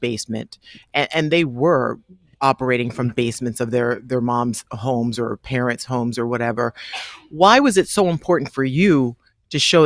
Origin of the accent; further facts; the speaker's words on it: Charleston, South Carolina, United States; I am from Charleston, South Carolina.